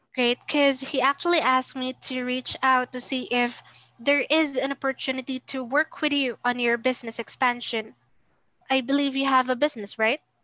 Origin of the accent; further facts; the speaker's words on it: Philippines; I'm also from the Philippines.